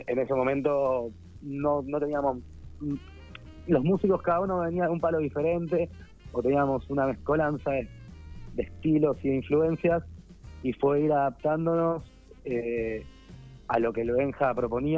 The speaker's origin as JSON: {"language": "Spanish", "region": "Buenos Aires", "country": "Argentina", "said": "yo soy de Belgrano"}